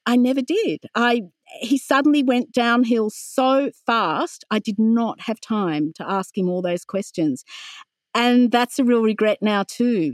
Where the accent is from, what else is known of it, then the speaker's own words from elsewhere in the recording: Wollongong, New South Wales, Australia; also born or lived in London, United Kingdom / Sydney, Australia; I grew up in Wollongong on the foothills of Mount Kira